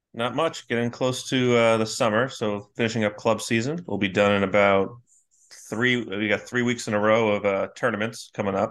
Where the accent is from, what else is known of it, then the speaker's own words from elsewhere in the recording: North Kingstown, Rhode Island, United States; I'm from North Kingstown.